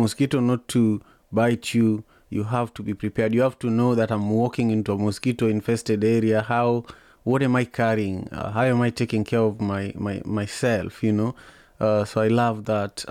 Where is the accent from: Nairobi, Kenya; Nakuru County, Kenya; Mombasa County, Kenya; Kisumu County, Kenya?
Kisumu County, Kenya; Kisumu; now in United States; I grew up in Kisumu